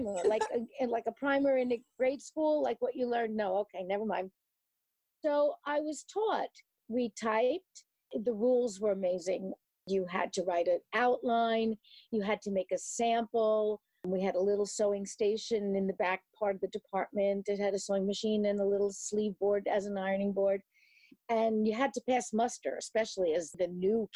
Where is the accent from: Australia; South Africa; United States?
United States; New York City, New York; moved away as an adult; now in Hackensack, United States; I live in the United States in Hackensack, New Jersey, and I grew up in New York City